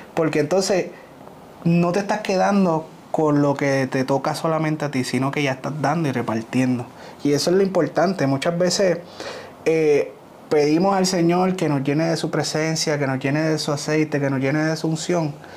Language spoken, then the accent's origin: Spanish; Ponce, Puerto Rico; somos de Ponce